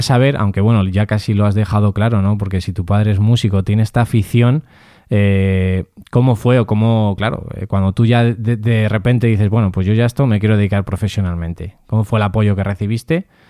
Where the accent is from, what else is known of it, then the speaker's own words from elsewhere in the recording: Castilla-La Mancha, Spain; nosotros somos manchegos también, tanto Mario Mora como yo